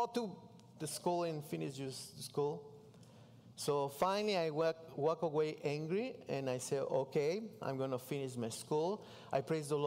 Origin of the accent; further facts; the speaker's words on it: Mexico City, Mexico; English is a second language; moved away as an adult; I grew up in Mexico City